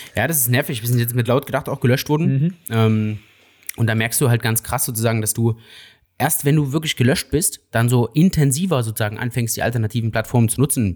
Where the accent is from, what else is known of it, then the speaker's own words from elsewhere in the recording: Saxony, Germany; ich komme aus Sachsen